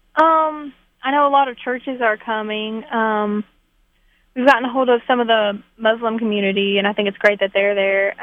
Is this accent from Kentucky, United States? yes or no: yes; Pikeville, Kentucky, United States; I'm from Pikeville, Kentucky